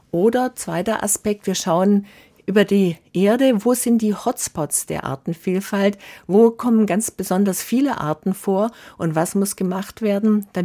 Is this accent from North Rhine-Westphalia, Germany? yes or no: no; Baden-Württemberg, Germany; Früher auch in meiner Jugend auf der Schwäbischen Alb war die Feldlerche überall verbreitet.